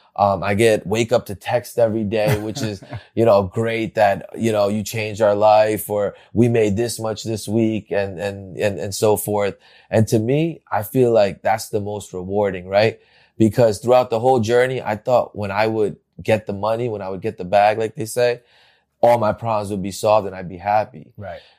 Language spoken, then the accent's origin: English; Bergen County, New Jersey, United States; I grew up in New Jersey. I went uh, in Bergen County, right here